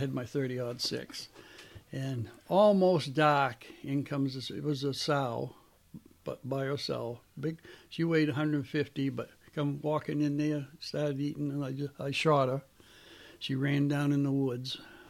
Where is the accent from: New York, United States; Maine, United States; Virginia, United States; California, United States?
Maine, United States; Brunswick; I was brought up in Maine, Brunswick, Maine